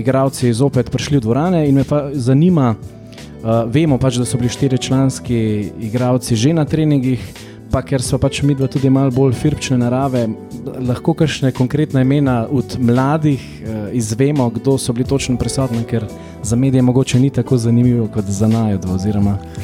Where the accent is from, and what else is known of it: Slovenia